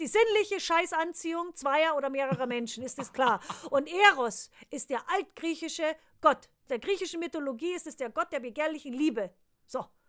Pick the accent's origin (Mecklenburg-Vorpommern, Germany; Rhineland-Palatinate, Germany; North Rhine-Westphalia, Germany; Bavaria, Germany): Bavaria, Germany; moved away; bei uns in Bayern